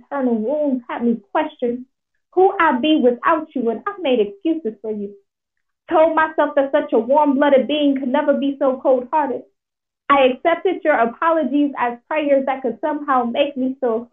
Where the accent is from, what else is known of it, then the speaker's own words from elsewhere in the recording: Milwaukee, Wisconsin, United States; moved away as an adult; also born or lived in Syracuse, New York; I am originally from Milwaukee, Wisconsin. I'm a Midwestern baby.